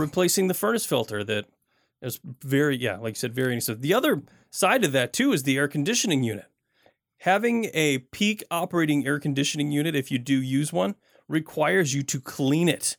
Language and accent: English; Michigan, United States; I grew up in Michigan